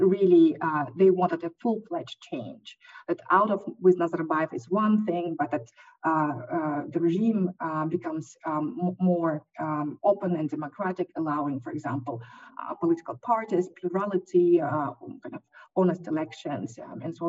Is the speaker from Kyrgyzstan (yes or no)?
yes; Kyrgyzstan; I'm coming also from Kyrgyzstan